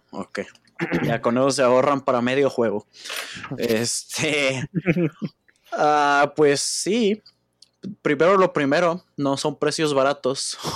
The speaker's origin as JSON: {"language": "Spanish", "country": "Mexico", "said": "los tres somos de México"}